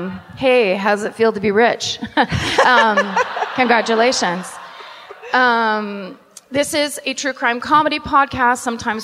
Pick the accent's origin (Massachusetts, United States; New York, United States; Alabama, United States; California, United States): California, United States; Petaluma; Well, Petaluma is my hometown, right, but I have to count it.